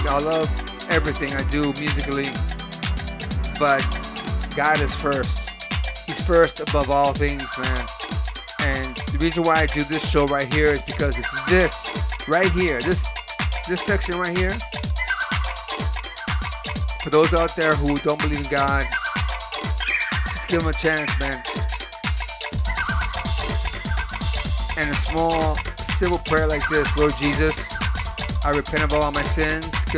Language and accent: English; Lorain, Ohio, United States; moved away; also born or lived in Florida; my hometown, South Lorraine